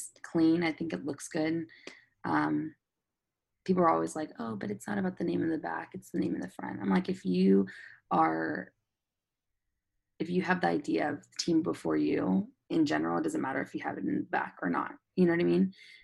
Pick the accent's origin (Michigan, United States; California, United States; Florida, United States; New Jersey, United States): California, United States; San Diego; I'm from San Diego